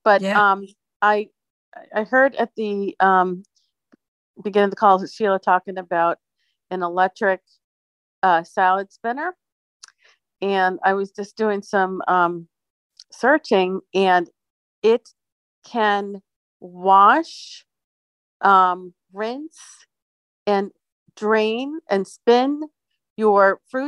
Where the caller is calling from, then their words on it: Phoenix, Arizona, United States; Hey, Jeannie and everybody. I'm here in Phoenix.